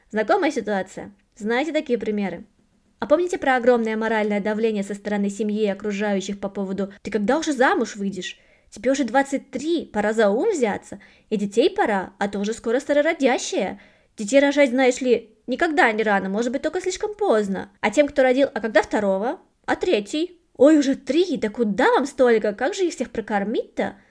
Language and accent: Russian; Russia; moved away as an adult; now in Germany; Я выросла в России, последние девять лет живу в Германии